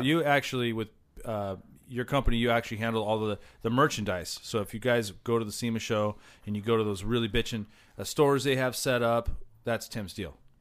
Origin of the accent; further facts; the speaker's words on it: Southern California, United States; growing up in SoCal